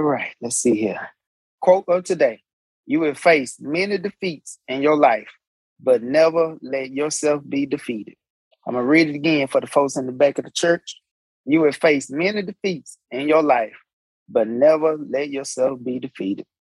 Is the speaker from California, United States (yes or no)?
no; Alabama, United States; I'm I'm from Alabama